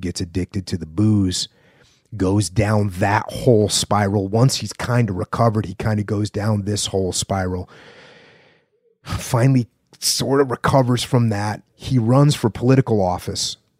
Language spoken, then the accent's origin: English; New England, United States; I'm from New England